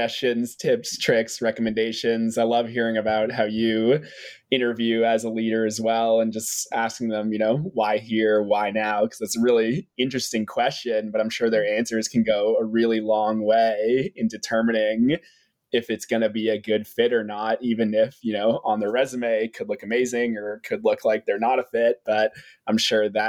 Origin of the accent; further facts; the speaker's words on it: Boston, Massachusetts, United States; I was born in Boston, Massachusetts